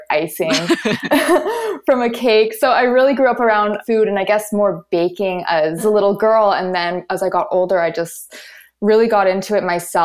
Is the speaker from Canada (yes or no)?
yes; Montreal, Quebec, Canada; I'm from Montreal. I was born and raised here